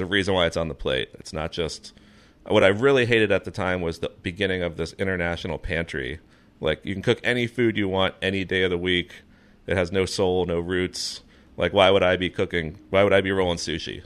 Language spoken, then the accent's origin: English; Fort Lauderdale, Florida, United States; moved away; also born or lived in North Carolina; growing up in Florida, actually, we had the Everglades just down the street, the beach on the other side, the Keys to the south